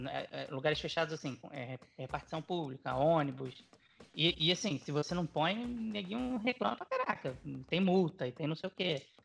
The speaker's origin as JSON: {"language": "Portuguese", "country": "Brazil", "moved": "yes", "said": "eu sou, sou brasileiro, jornalista, cobrindo basquete"}